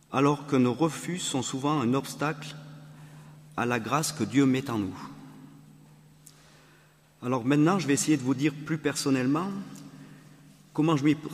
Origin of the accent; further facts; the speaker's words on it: Valence, Auvergne-Rhône-Alpes, France; euh, nous venons de Valence, nous sommes foyers amis et nous avons quatre enfants.